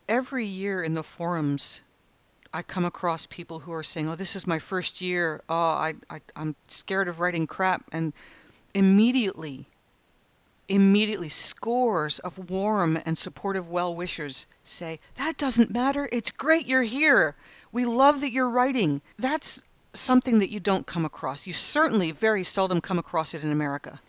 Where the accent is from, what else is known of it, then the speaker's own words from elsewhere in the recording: United States; now in Australia; as an American